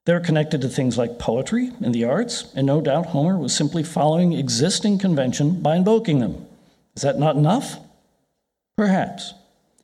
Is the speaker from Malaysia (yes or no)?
no; Ireland; I'm Irish